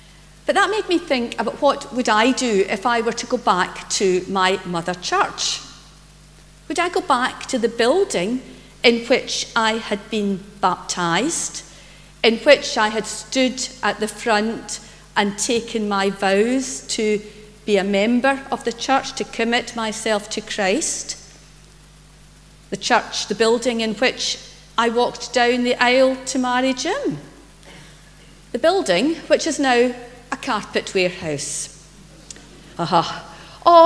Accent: Greenock, Scotland, United Kingdom; now in Paisley, United Kingdom; I was brought up in Greenock and I grew up in St Columba's Church.

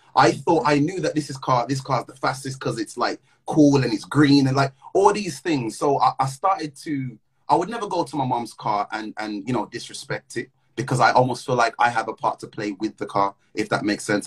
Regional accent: Midlands, United Kingdom; now in London, United Kingdom; I'm from the Midlands. I live in London.

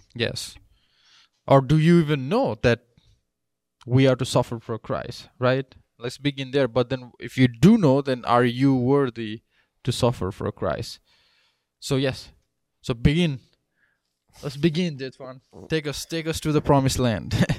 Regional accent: Nepal; moved away as an adult; now in United States; I grew up in Nepal and then I came here thirteen years ago

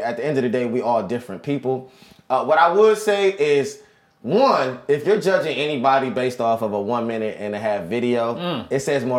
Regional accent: Washington, District of Columbia, United States; moved away as an adult; now in Orlando, United States; I'm from Washington, D.C., born and raised, moved to Orlando about five years ago now.

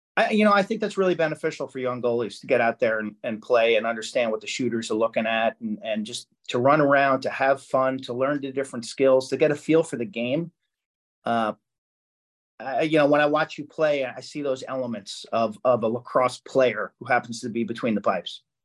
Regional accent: Lynbrook, New York, United States; I'm from Lynbrook

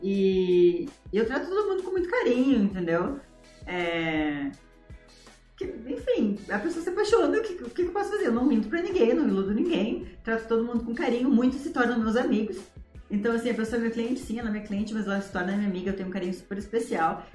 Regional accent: Ijuí, Rio Grande do Sul, Brazil; now in São Paulo, Brazil; eu sou de Injuí, é uma cidadezinha desse tamanhozinho, no coração do Rio Grande do Sul.

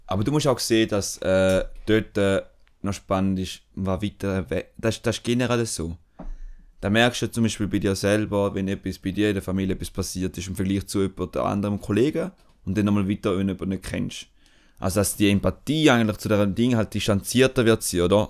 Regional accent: Switzerland; die Beschaffenheit von der Schweiz, so uns als Schweizer mhm. definiert hat

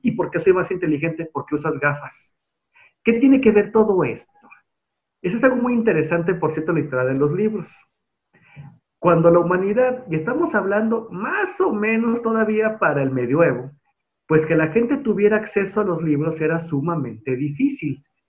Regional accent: Guadalajara, Jalisco, Mexico; soy tapatío, tengo 36 años

